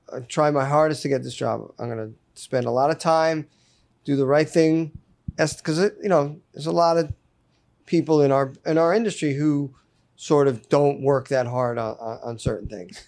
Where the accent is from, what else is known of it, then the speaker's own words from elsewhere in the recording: Fairfield County, Connecticut, United States; moved away as an adult; also born or lived in Roanoke, Virginia / Telluride, Colorado; I grew up in Fairfield County in Connecticut